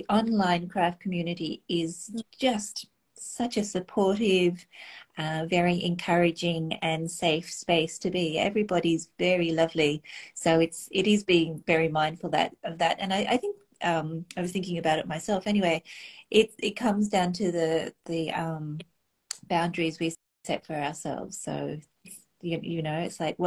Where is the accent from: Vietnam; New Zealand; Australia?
Australia; growing up in Australia, where the skies are pretty unpolluted